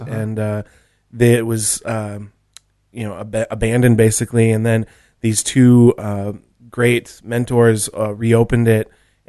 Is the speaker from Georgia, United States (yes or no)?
no; Minnesota, United States; Well, I'm from Minnesota, like a town an hour south of there.